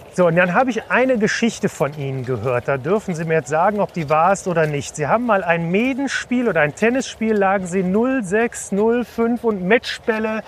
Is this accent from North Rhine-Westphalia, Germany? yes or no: yes; Cologne, North Rhine-Westphalia, Germany; als Kölner